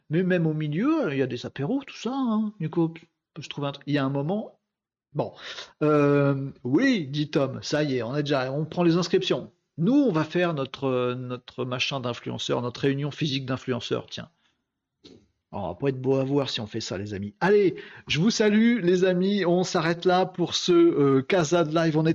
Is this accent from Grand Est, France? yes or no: no; Hauts-de-France, France; oui, je suis du Nord, ouais, bah oui, c'est pas très distingué.